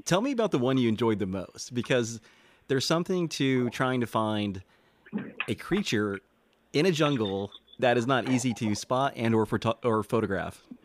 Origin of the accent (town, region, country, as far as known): Texas, United States